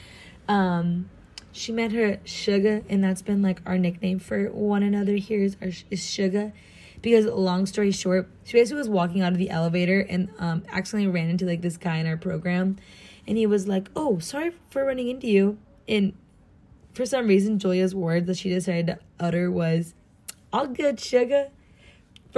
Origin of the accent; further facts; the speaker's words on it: Southern California, United States; accent: American; I'm from Southern California, especially, like, more deserty area